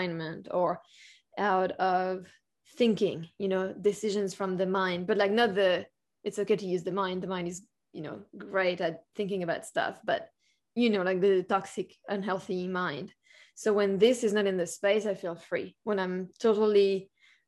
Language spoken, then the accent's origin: English; France; I was born in France